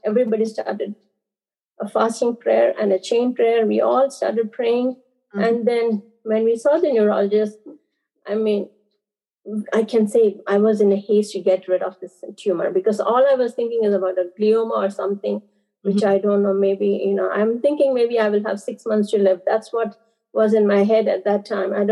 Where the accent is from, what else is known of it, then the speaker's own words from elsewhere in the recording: Andaman and Nicobar Islands, India; I was born and brought up in Andaman and Nicobar Islands. It's islands that belongs to India